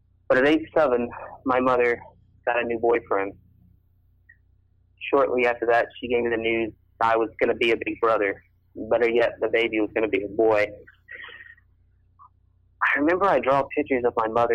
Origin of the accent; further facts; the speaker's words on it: Texas, United States; now in Kansas, United States; I'm originally from Texas